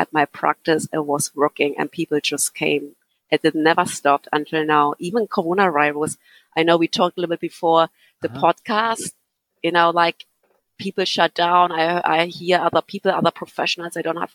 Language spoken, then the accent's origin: English; Berlin, Germany; English is a second language; now in Ireland; I grew up in East Berlin